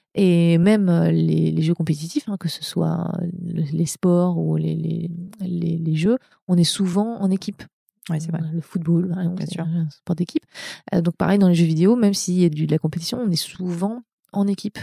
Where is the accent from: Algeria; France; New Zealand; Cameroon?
France; moved away as an adult; also born or lived in Montreal; now in California, United States; je, suis française. Hein, je suis pas américaine. J'ai une carte verte.